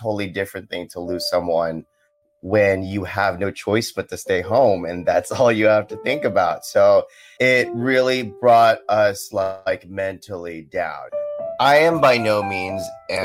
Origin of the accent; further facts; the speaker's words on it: Los Angeles, California, United States; I'm from Los Angeles, California